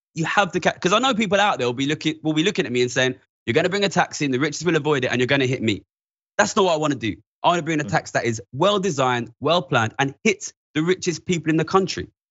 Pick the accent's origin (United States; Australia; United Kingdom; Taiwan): United Kingdom; London; I'm from East London, near the financial centre.